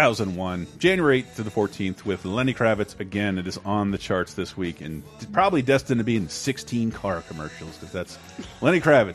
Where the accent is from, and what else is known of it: Florida, United States; born or raised there